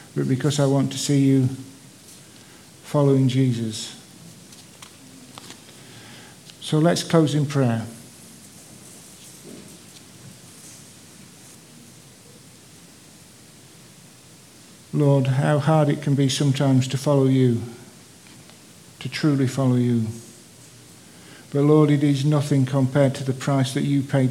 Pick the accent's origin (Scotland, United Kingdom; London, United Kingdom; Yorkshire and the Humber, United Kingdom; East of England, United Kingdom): Yorkshire and the Humber, United Kingdom; Sheffield; my hometown of Sheffield